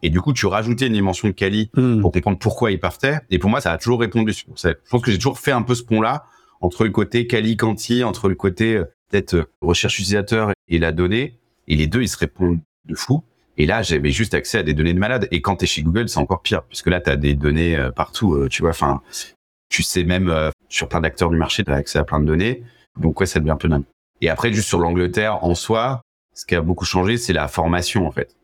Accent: Angers, Pays de la Loire, France; now in Paris, France; je viens d'Angers à la base, charmante ville de l'ouest de la France

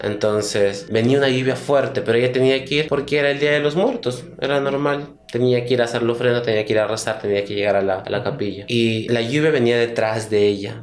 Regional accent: Chachapoyas, Amazonas, Peru; la parte de donde yo soy, que es Chachapoyas, de Mebamba.

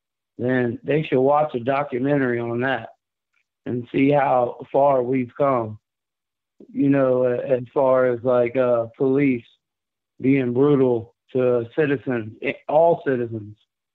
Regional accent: Miami Gardens, Florida, United States; I'm a white boy. I'm from Miami, Carroll City, man.

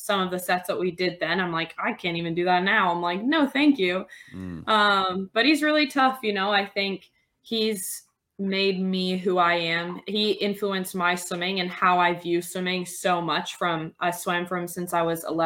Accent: Clearwater, Florida, United States; moved away as an adult; also born or lived in Texas; now in Toronto, Canada; I was born in Florida. I lived there all the way until I went to university. So I grew up kind of just outside of Clearwater, Tampa area.

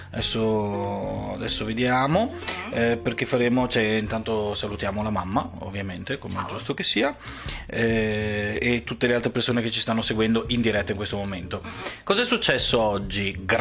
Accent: Veneto, Italy; Abbiamo, stiamo bevendo uno spritz perché siamo veneti.

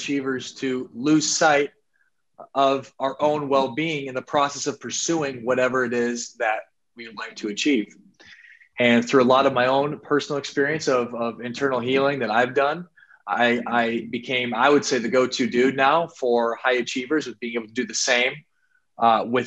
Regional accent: Sioux Falls, South Dakota, United States; I'm from Sioux Falls, South Dakota, man, a spot that not a lot of people are familiar

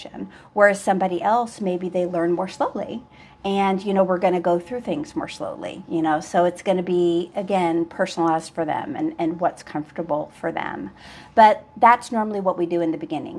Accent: Louisville, Kentucky, United States; moved away; I'm from Louisville

